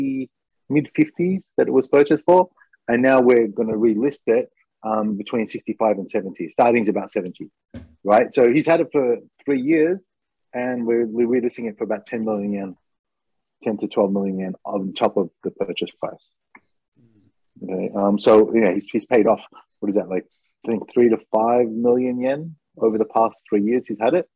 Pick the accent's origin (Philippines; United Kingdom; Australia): Australia; now in Japan; I'm Australian